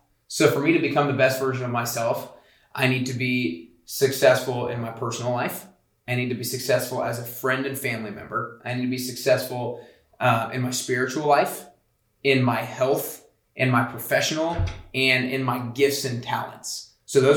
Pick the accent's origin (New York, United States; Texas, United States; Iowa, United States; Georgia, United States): Georgia, United States; Atlanta; moved away as an adult; now in Nashville, United States; I'm from Atlanta, Georgia